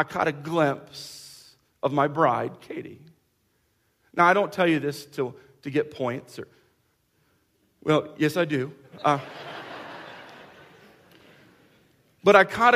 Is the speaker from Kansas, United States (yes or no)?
yes; Kansas, United States; we're from Kansas